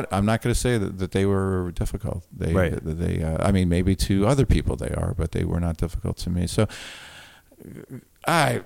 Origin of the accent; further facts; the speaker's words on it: United States; growing up in New York or New Jersey, rock and roll radio was big.